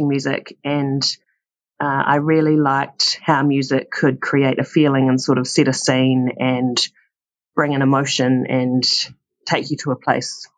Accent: Christchurch, Canterbury, New Zealand; when I was growing up in Christchurch, there wasn't a major wine scene.

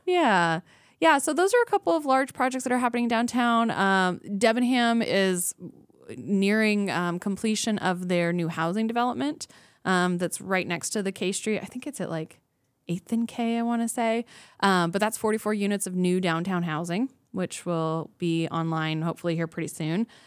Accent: Anchorage, Alaska, United States; I was born and raised here in Anchorage

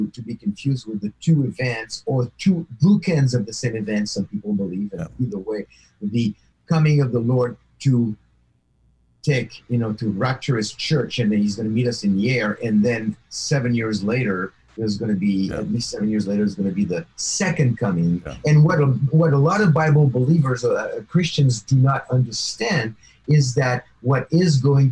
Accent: near Paris, Île-de-France, France; moved away; my hometown near Paris on that kosher supermarket that I used to go there all the time because that's where I used to live

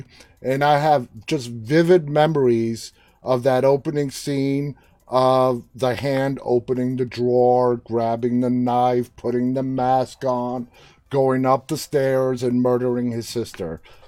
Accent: New York City, New York, United States; I was born and raised in New York City

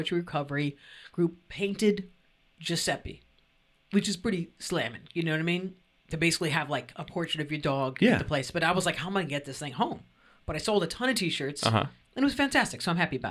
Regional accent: New York, United States; that's part of being a New Yorker.

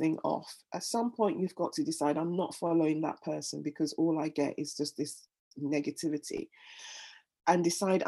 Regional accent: Nigeria; moved away as an adult; now in London, United Kingdom; I was born in London, raised in Nigeria, and then came back to London when I was in my 20s

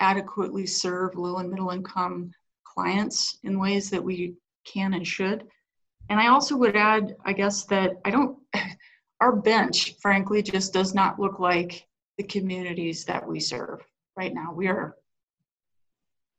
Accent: Grand Junction, Colorado, United States; now in Denver, United States; I'm a Western Sloper, right? I grew up in Grand Junction

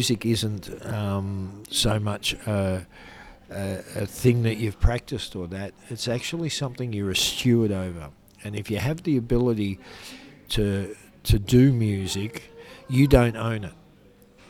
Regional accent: Melbourne, Victoria, Australia; Growing up in Melbourne

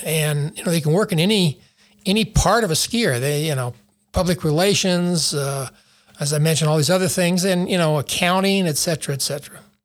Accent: Taos, New Mexico, United States; I grew up in Taos, uh, and was a ski bum

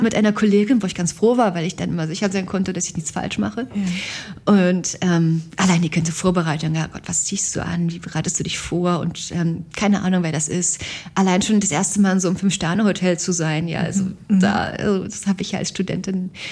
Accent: East Germany, Germany; ich bin aus Ost, Ostdeutschland

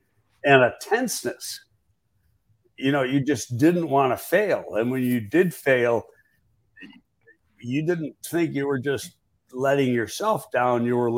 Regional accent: New York, United States; I came from New York and we didn't have a specific chief rival.

